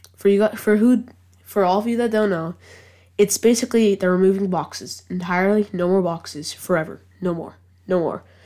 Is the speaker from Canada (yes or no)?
no; England, United Kingdom; I am English